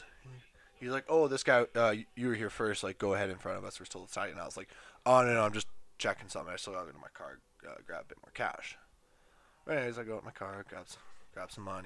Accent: Edmonton, Alberta, Canada; I'm from Edmonton, so I work at a golf course there

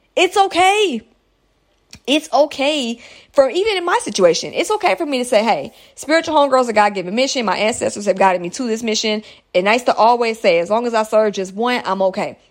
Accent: United States; United States, that's my home country

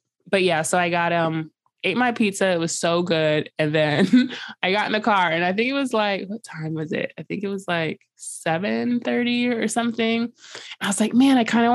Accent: New York City, New York, United States; I'm a New Yorker

